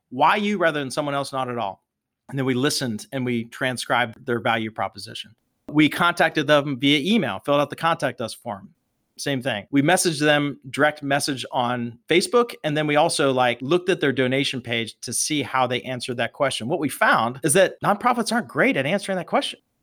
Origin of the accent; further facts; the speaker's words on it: Pittsburgh, Pennsylvania, United States; growing up in the Berg, Pittsburgh is a very much a hardworking, blue-collar town